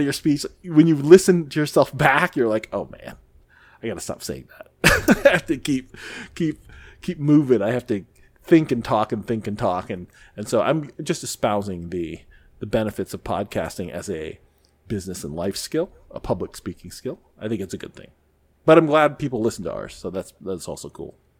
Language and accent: English; near St. Louis, Missouri, United States; I lived, I grew up near Saint Louis